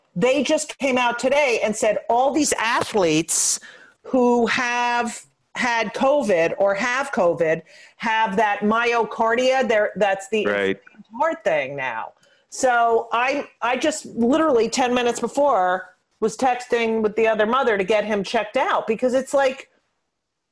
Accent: New York City, New York, United States; we're from New York

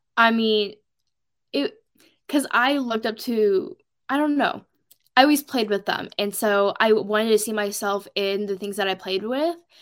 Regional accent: Portland, Oregon, United States; I'm from Oregon, mainly the Portland metro area

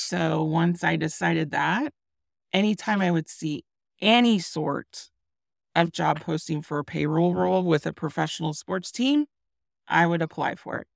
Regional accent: Iowa, United States; moved away; my home state of Iowa

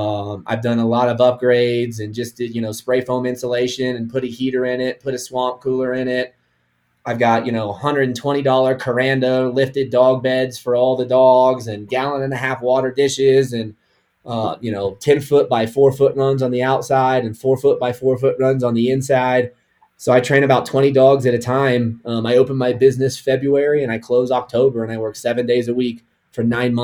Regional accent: Kansas, United States; born there; now in Colorado, United States; So I was born in Kansas. I live in Colorado, but I hunt 6 or 7 states a year.

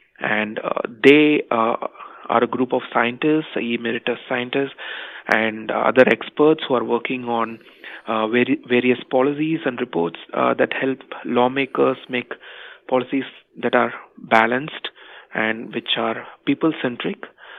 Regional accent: India; I was born and raised in India, a country that was witness to widespread poverty in the 80s and 90s.

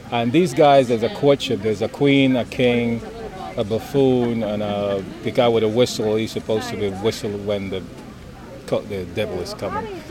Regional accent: Panama; moved away; I'm originally from Panama

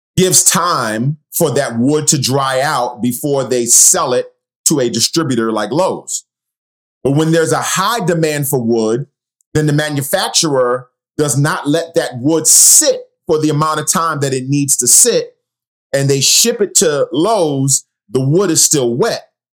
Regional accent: New York City, New York, United States; growing up in Queens, New York

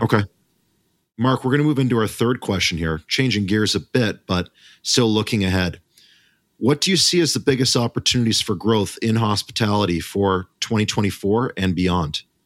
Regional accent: Canada; as a Canadian

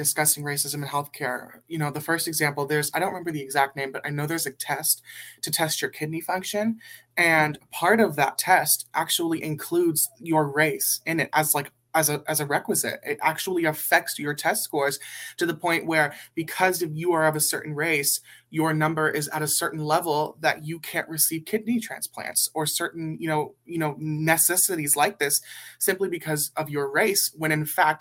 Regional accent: Burbank, California, United States; I am from Burbank, California.

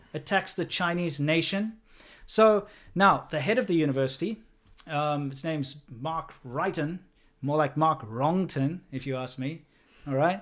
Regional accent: South Africa; moved away; being a South African, racism is kind of part of my identity

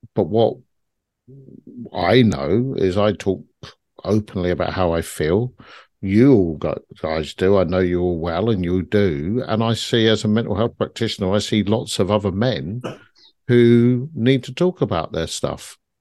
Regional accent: London, United Kingdom; I grew up in South London in a very harsh environment

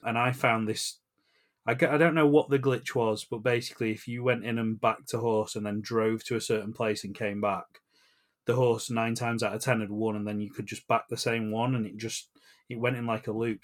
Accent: England, United Kingdom; we're from England

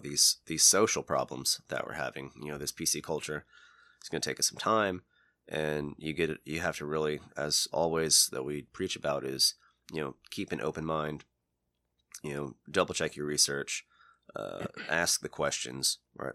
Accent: United States; We're all American

